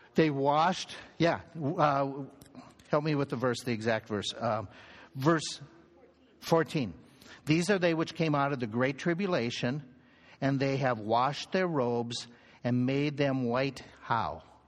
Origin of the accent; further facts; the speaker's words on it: United States; we're American, we're Western